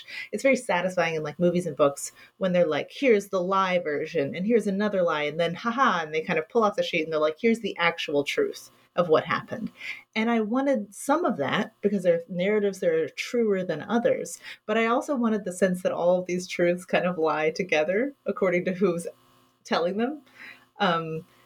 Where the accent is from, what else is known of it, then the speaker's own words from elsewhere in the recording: Kentucky, United States; I grew up in Kentucky.